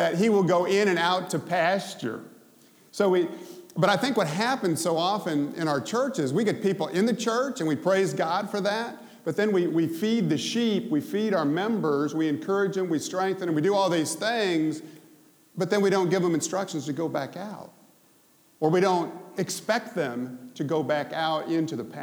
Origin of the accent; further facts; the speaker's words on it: Memphis, Tennessee, United States; I'm from Memphis